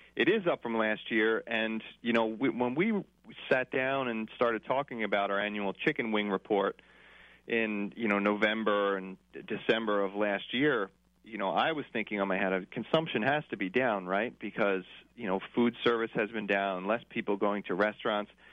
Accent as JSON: {"language": "English", "area": "Northeast, just outside the Philadelphia area", "region": "Pennsylvania", "country": "United States", "said": "I'm from the Northeast, um, just outside of the Philadelphia area"}